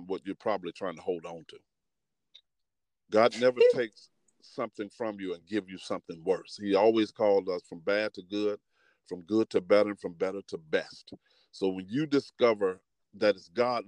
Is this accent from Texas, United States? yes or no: no; Memphis, Tennessee, United States; now in Detroit, United States; my hometown